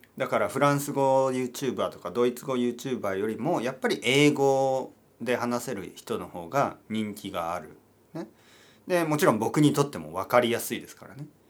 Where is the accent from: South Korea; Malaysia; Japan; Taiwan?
Japan; 僕はイギリス人じゃないんですけど日本人として